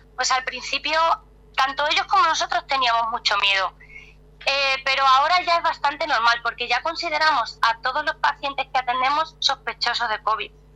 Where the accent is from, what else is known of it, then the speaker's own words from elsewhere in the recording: Cáceres, Extremadura, Spain; now in Madrid, Spain; yo no soy de Madrid, soy de Cáceres, que es otra ciudad un poco más alejada, que está como a dos horas de aquí, pero llevo ya muchos años aquí en Madrid